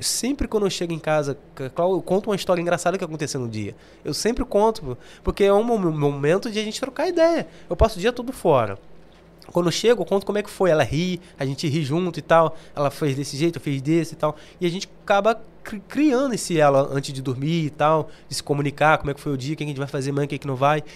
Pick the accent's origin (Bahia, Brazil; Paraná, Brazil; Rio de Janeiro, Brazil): Rio de Janeiro, Brazil; moved away as an adult; now in London, United Kingdom; sou carioca